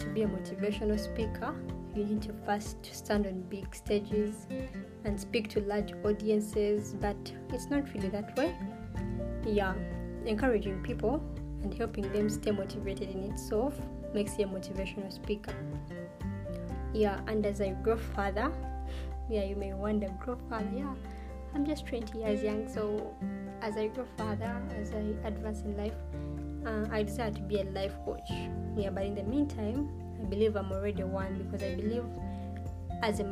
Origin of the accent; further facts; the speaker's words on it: Uganda; I'm born and raised in Uganda.